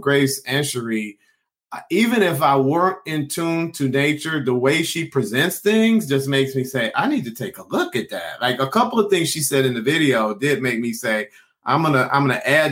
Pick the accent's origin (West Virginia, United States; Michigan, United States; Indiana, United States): Michigan, United States; Detroit; now in Sacramento, United States; I grew up in Detroit